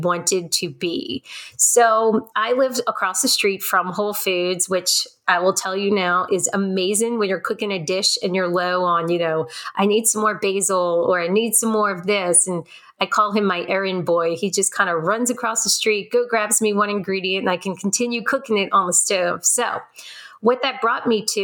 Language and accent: English; New Orleans, Louisiana, United States; I'm born and raised in New Orleans